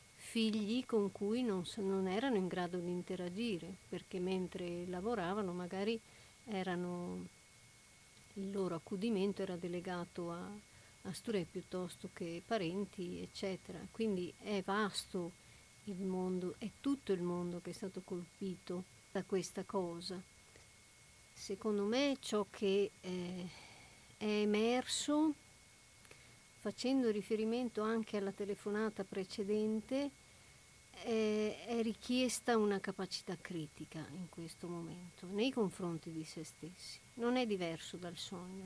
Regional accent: Italy

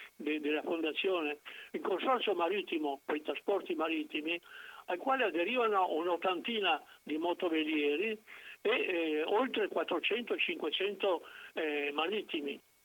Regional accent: Piran, Istria, Slovenia; moved away; nel mio paese, appunto, il quarantasette per cento dei voti era andato al Partito Socialista

